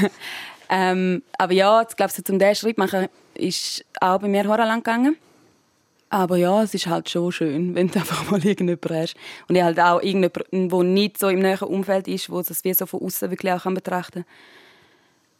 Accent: Switzerland; bei uns in der Schweiz

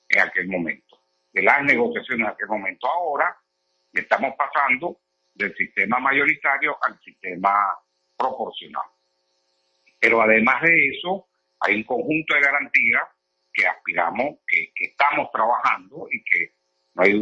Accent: Venezuela

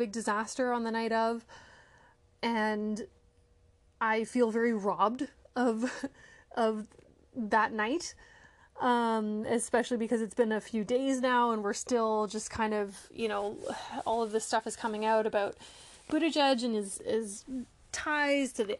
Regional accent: Canada; I am Canadian

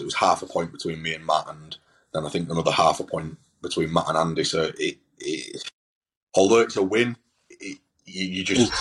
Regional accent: Hull, Yorkshire and the Humber, United Kingdom; I'm obviously from Hull

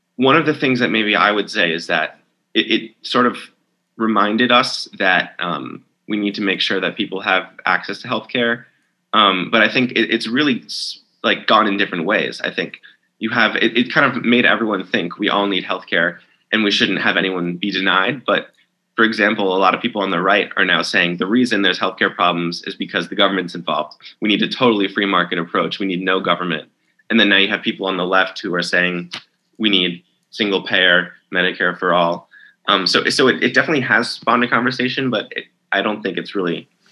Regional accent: New York, United States; moved away; my home state is New York

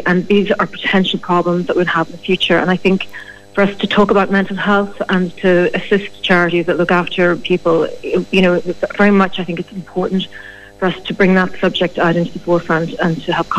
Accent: Ireland; Well, we are Irish.

